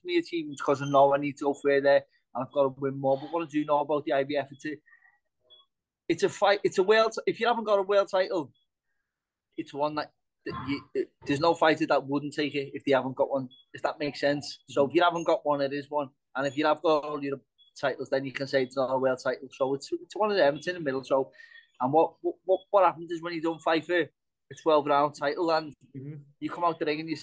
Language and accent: English; England, United Kingdom; I'm from England and staying in Ireland